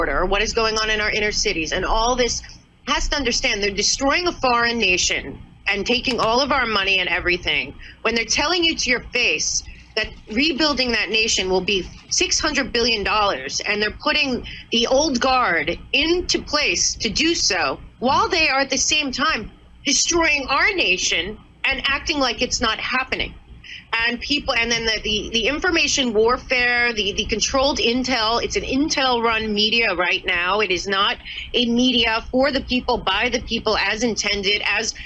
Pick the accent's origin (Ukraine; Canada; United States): United States